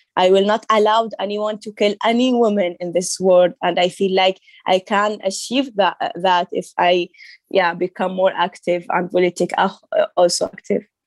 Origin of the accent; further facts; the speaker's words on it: Saudi Arabia; English is a second language; moved away as an adult; also born or lived in Syria; now in Germany; He is original from Syria, but he traveled to Saudi Arabia to work, and then he married my mom, and we I born in, in Saudi Arabia